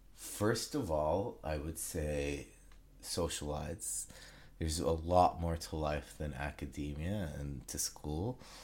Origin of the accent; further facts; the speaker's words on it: Saudi Arabia; moved away as an adult; now in Toronto, Canada; I was born and raised in Saudi Arabia, um, and then I, I finished high school there, and then I moved to Canada.